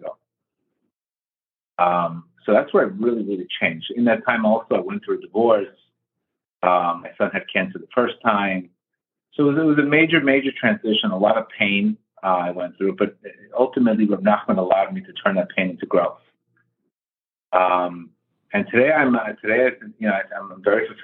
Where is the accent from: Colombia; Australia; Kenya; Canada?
Colombia; also born or lived in South Florida; now in Florida, United States; I was born in Colombia